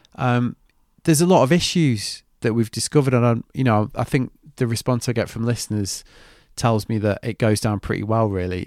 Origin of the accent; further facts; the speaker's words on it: United Kingdom; I'm very British.